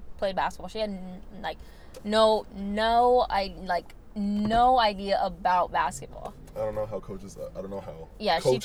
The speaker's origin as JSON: {"language": "English", "town": "Northridge", "region": "California", "country": "United States", "said": "I'm that kid from Northridge"}